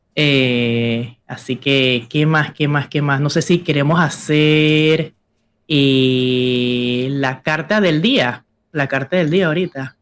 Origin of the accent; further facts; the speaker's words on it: Panama City, Panama; yo soy panameña. Panameña, ciudad de Panamá, mi abuela de Guararé